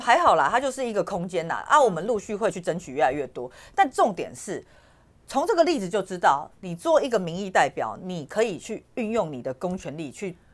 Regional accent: Taiwan; 我们台湾人

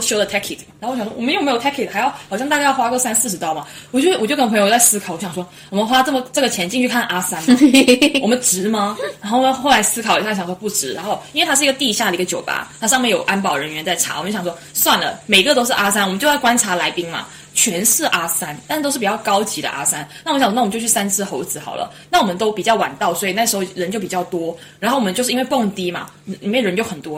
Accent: China; now in Sydney, Australia; 我们是中国人

